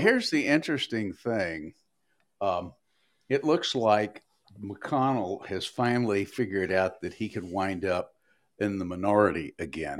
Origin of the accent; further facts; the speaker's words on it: Tennessee's 5th congressional district, United States; now in Maryland, United States; I was born and raised in Tennessee Five